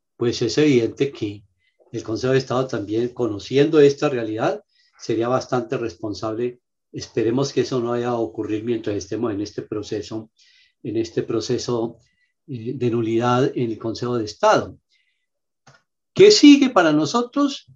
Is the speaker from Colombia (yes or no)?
yes; Huila, Colombia; solo somos los huilenses